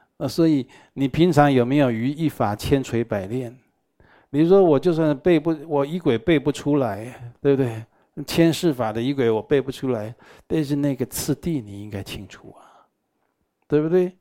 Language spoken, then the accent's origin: Chinese; Taiwan; 我们台湾人啊，都觉得医院不干净啊